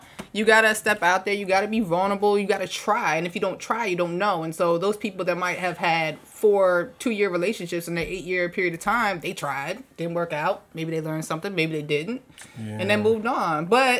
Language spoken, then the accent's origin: English; Washington, District of Columbia, United States; now in Los Angeles, United States; I'm coming from the East Coast, from DC.